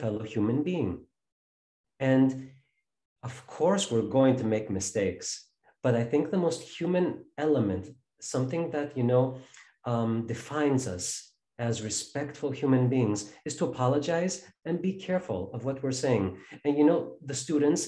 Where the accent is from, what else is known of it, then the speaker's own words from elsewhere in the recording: Chicago, Illinois, United States; my hometown of Chicago